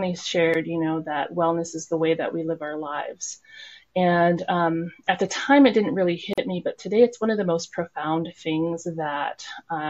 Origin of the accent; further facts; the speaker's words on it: Nenana, Alaska, United States; also born or lived in Anchorage, Alaska; now in Fairbanks, United States; I grew up in Nenana, so I'm very influenced by the Tanana Athabascan people of the Nenana region